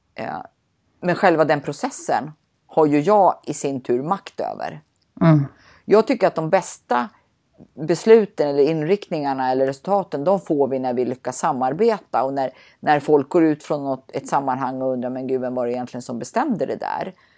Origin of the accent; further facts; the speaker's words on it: Sweden; som svensk ska man säga nej